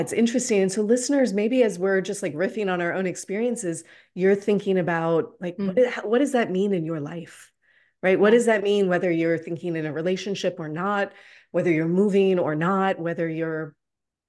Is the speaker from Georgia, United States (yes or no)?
yes; Atlanta, Georgia, United States; I'm in Atlanta. I was born and raised in Atlanta.